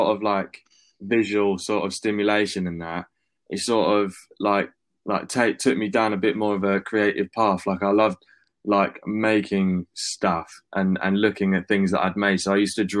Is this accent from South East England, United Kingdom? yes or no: yes; Brighton, South East England, United Kingdom; also born or lived in Finsbury Park, London; I moved down to Brighton when I was like 4, sort of went through school there